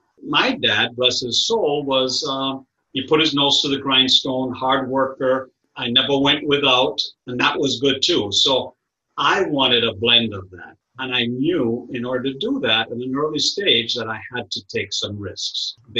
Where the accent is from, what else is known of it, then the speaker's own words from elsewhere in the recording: Kingston, Surrey, Jamaica; Well, like I said, born and raised in Kingston, Jamaica, originally way, way back, Portuguese Jewish descent. And my family has been in the island of Jamaica for 300 years plus.